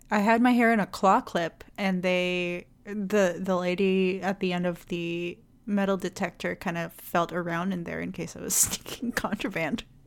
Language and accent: English; Indonesia; moved away; I'm from Indonesia